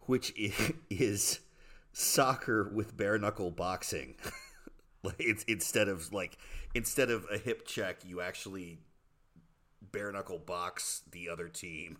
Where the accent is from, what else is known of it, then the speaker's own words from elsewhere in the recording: United States; moved away; a lot of us who live overseas sort of get in this habit of not being loudly American